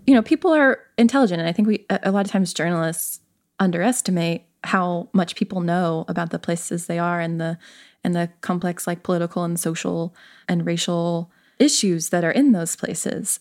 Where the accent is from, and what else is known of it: the South, United States; moved away as an adult; also born or lived in the West (US) / Appalachia